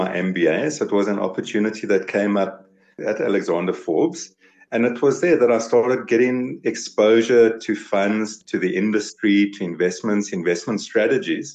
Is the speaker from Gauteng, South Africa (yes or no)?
yes; Vereeniging, Gauteng, South Africa; also born or lived in Potchefstroom / Kroonstad / Pretoria; now in Johannesburg, South Africa; I was born in Vereeniging, so I've been in and around all the little dorpies, Vereeniging, Potchefstroom. I had a little stint in Kroonstad.